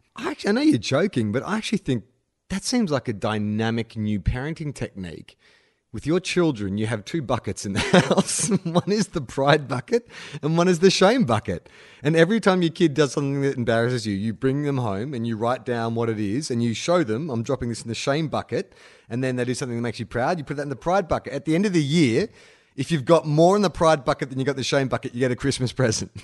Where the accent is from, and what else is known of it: Australia